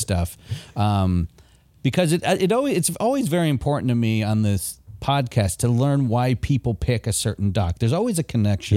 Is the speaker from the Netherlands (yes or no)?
no; Michigan, United States; moved away; I grew up in Michigan